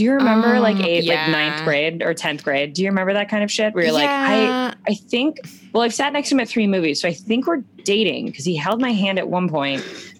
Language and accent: English; Florida, United States; I'm from Florida, so I am one.